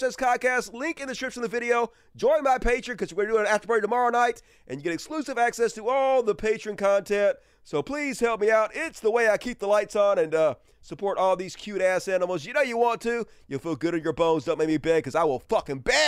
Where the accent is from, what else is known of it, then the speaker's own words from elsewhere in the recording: Mississippi, United States; first language English; I grew up in Mississippi, all mush mouth